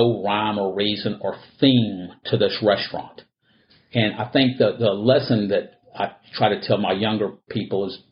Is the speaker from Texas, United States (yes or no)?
yes; Houston, Texas, United States; I was born here in Houston